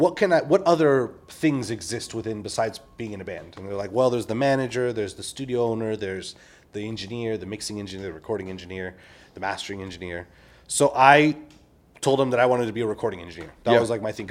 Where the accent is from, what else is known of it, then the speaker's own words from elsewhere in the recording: Simi Valley, California, United States; I'm from Simi Valley